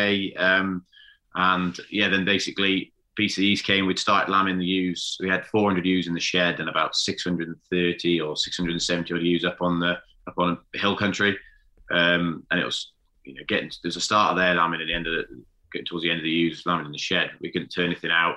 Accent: Gloucestershire, South West England, United Kingdom; moved away as an adult; now in Welshpool, United Kingdom; I'm originally from Gloucestershire.

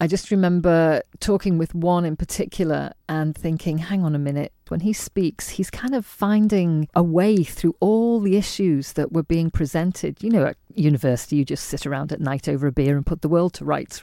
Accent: Liverpool, North West England, United Kingdom; also born or lived in Isle of Man / London / Bangladesh; we were raised mostly in Liverpool

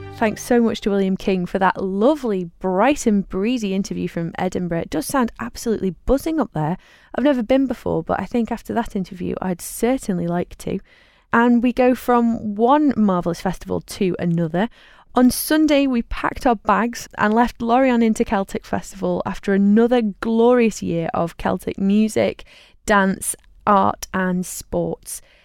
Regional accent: Isle of Man; here's England and here's Ireland and we're right in the middle

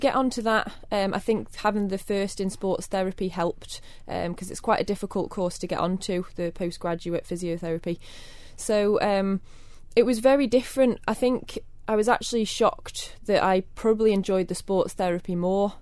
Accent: Kirk Michael, Isle of Man; born in the Jane Cruckle. Um, I grew up in Kirk Michael.

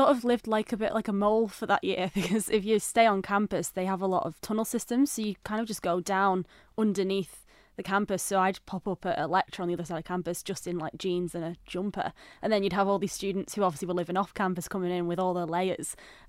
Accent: Widnes, North West England, United Kingdom; moved away as an adult; now in Isle of Man; I grew up in Widnes, so it's nearby. It's about half an hour outside of Liverpool, basically. It's my hometown.

